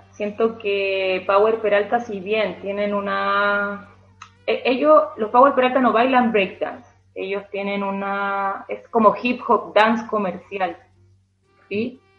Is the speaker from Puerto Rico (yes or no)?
no; Chile; todos los días a nosotros como chilenos, como entre comillas conejillos de India, primera vez que estábamos en ese mundial